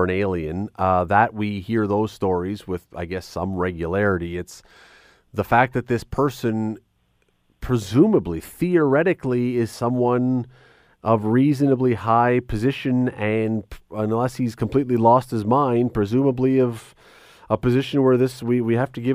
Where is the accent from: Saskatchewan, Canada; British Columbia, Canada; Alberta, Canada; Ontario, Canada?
Ontario, Canada; Toronto; I grew up in Toronto, as a young kid.